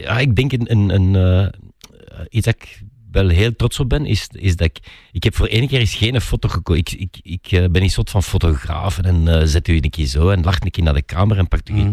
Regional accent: Flanders, Belgium; wij in Vlaanderen

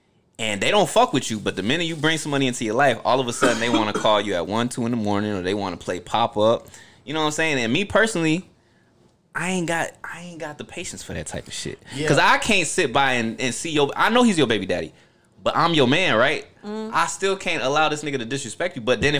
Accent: New Jersey, United States; born there; No, I was born in Jersey.

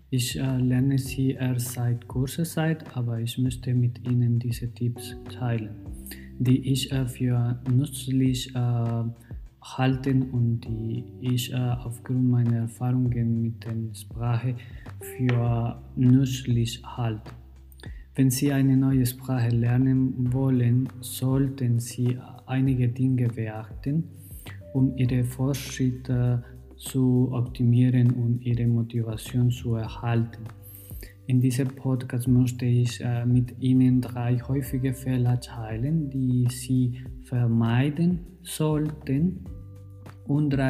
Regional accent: Colombia; German is a second language; moved away as an adult; now in Germany; ich komme aus Kolumbien. Ich bin Arzt und lebe seit ein Jahr in Deutschland.

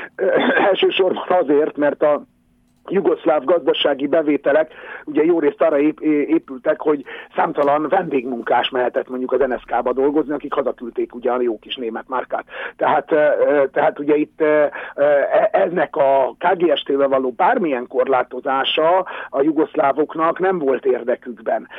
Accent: Hungary; mi nálunk nem volt autógyártás

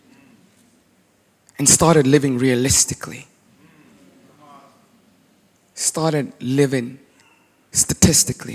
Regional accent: South Africa; also born or lived in United States; now in Charlotte, United States; I grew up in South Africa. Yes, I currently live in America

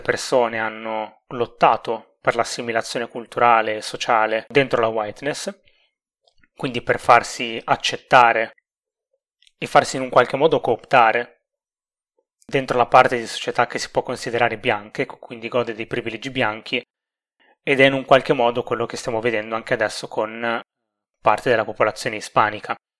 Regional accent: Emilia-Romagna, Italy

